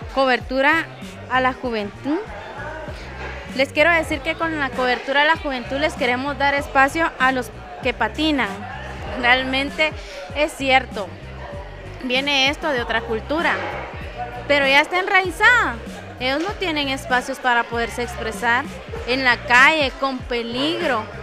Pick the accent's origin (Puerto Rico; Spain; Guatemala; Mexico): Guatemala; somos guatemaltecos